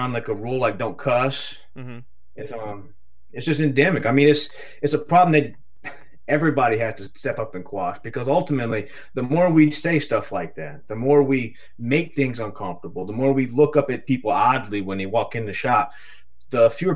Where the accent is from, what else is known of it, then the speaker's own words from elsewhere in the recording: Deep South, United States; I'm from the South. I'm from Deep South